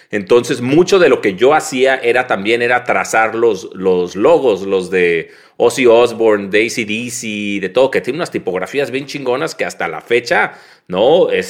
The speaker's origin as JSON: {"language": "Spanish", "town": "Tijuana", "region": "Baja California", "country": "Mexico", "tie": "born or raised there", "said": "Nací y crecí en Tijuana y, y, es un lugar ahí como muy privilegiado. Bueno, ¿no? Nací en el 75"}